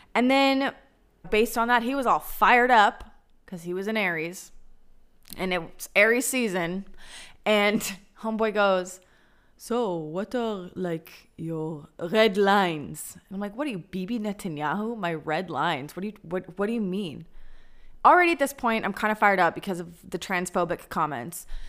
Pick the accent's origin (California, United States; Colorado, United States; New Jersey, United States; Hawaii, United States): Colorado, United States; Denver; moved away as an adult; now in Tel Aviv, Israel; my hometown of Denver, Colorado